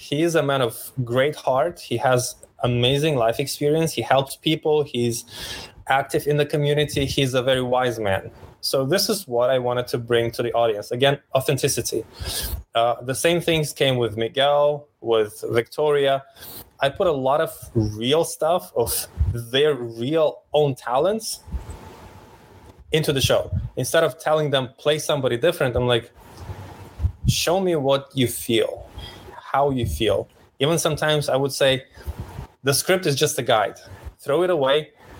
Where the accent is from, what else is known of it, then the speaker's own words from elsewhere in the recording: Ukraine; also born or lived in Romania / Austria / Poland; Well, I'm a mix of Austrian Romanian dad and Polish Ukrainian mom. I was born in Ukraine. I was raised Ukraine, Romania, less Austria, less Poland, all around the Europe.